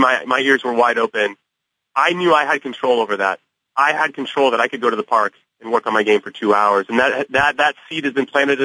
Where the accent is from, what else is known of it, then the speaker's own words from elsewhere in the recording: California, United States; I grew up in California